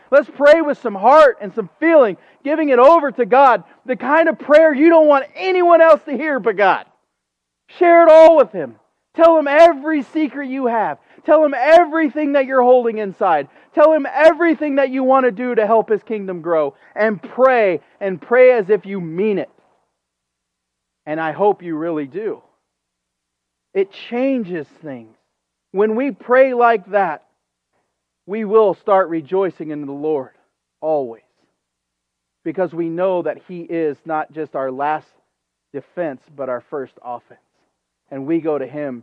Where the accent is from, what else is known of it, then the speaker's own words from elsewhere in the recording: United States; as an American